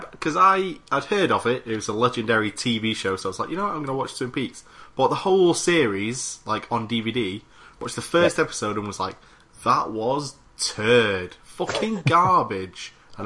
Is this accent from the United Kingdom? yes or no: yes; Manchester, North West England, United Kingdom; I'm from Manchester.